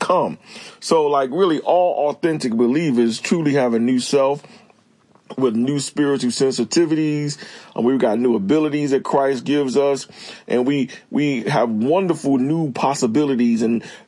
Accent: Newark, New Jersey, United States; also born or lived in Irvington, New Jersey; now in Clayton, North Carolina, United States; I grew up in Irvington and Newark, New Jersey, with a predominantly Black neighborhood

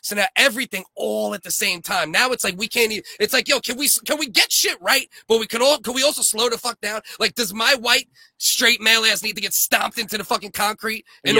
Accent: United States; now in Canada; I grew up in America

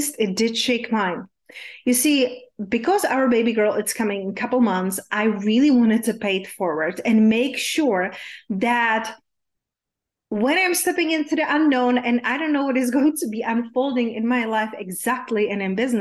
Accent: Czechia; English is a second language; moved away; when I was growing up in Czech Republic, yes, hence there's my unpronounceable name and my accent is from

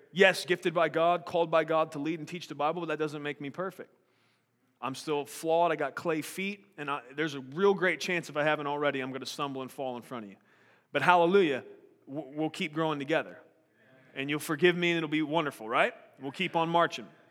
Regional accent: United States; I'm an American

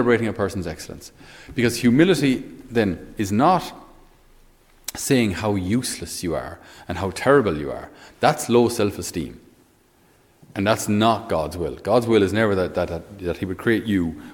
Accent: Ireland; us Irish

